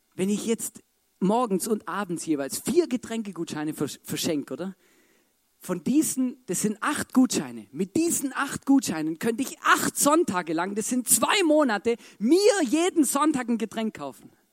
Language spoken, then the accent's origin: German; Baden-Württemberg, Germany; als Schwabe